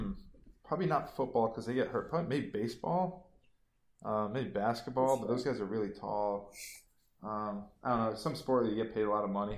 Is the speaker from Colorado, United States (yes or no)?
no; upstate New York, United States; I wouldn't consider myself a North Carolinian. I'm a New Yorker, but an upstate New Yorker, not to be confused with the downstate.